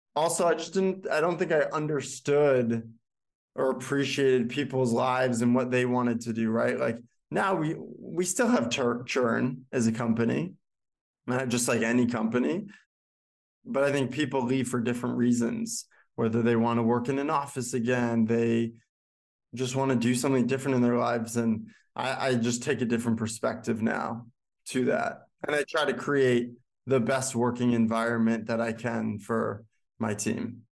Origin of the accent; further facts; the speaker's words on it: Boston, Massachusetts, United States; moved away as an adult; now in New York, United States; Originally from Bro-, Boston, Chestnut Hill, to be exact